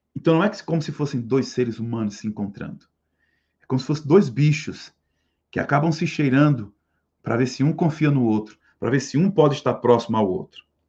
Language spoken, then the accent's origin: Portuguese; Northeast Region, Brazil; nós temos orgulho de ser nordestinos